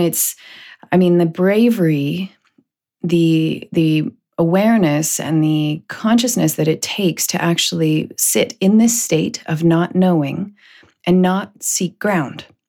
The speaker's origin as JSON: {"language": "English", "country": "Canada", "also_born_or_lived": "United States", "said": "being Canadian"}